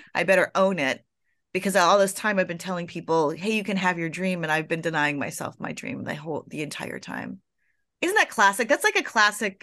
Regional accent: Florida, United States; I was born in Florida

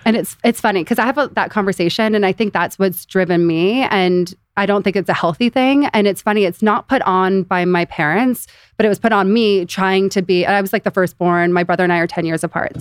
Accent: Beverly Hills, California, United States; also born or lived in Los Angeles; born and raised in Beverly Hills

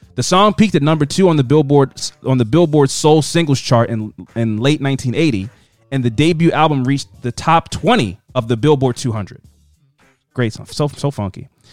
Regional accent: Baltimore, Maryland, United States; we're from Baltimore.

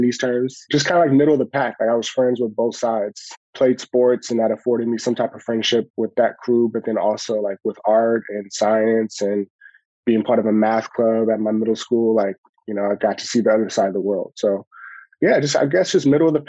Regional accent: Los Angeles, California, United States; I grew up in South Central Los Angeles

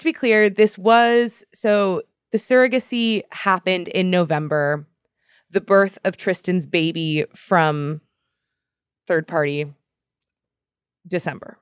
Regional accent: Boston, Massachusetts, United States; growing up in Boston

